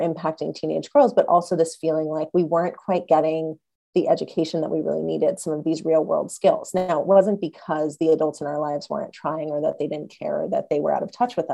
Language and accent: English; Los Angeles, California, United States; I grew up in Los Angeles